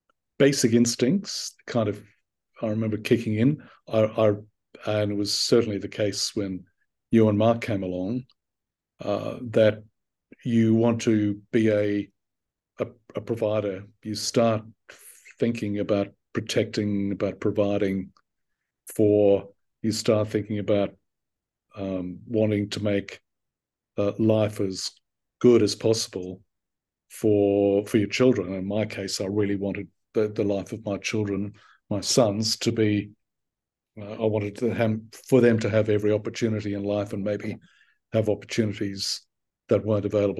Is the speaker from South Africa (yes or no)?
no; Australia; also born or lived in Ireland; long after I had moved my life from being a young kid in Ireland to living and working and essentially growing up in Australia and properly growing up.